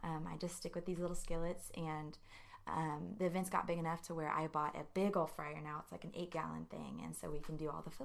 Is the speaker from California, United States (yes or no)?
no; New Braunfels, Texas, United States; moved away as an adult; now in College Station, United States; I'm from New Braunfels.